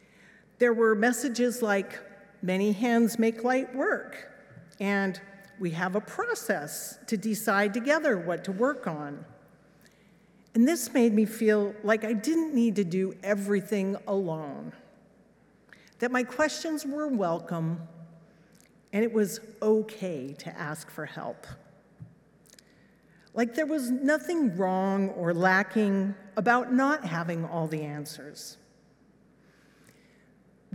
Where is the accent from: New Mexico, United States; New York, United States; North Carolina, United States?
New Mexico, United States; Los Alamos; moved away as an adult; also born or lived in England; This was my hometown